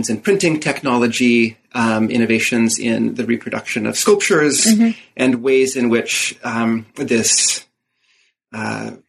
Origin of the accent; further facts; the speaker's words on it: Moscow, Idaho, United States; born there; Uh, well, I was born in Moscow, uh, by which I mean Moscow, Idaho, the small